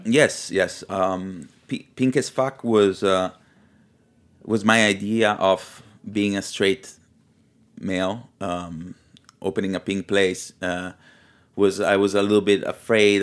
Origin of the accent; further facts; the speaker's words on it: Milan, Lombardy, Italy; also born or lived in Liguria; now in New York, United States; I was raised in Milano in the eighties